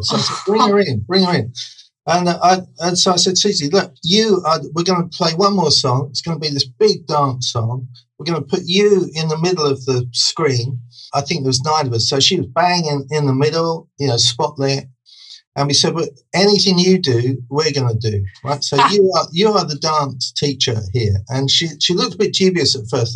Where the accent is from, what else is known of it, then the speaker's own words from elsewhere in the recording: Brighton, South East England, United Kingdom; I grew up in Brighton